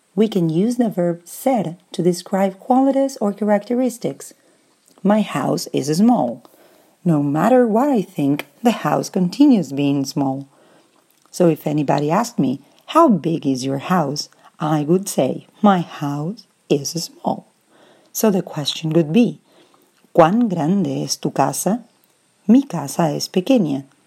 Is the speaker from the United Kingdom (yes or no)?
no; Argentina; moved away; also born or lived in Brazil; I am from Argentina